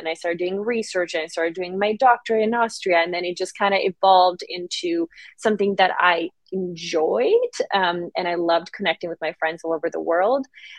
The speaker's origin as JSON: {"language": "English", "country": "Serbia", "tie": "born or raised there", "also_born_or_lived": "Vlasenica, Bosnia", "said": "So I was born in Bosnia during the war, and then we were refugees in Serbia."}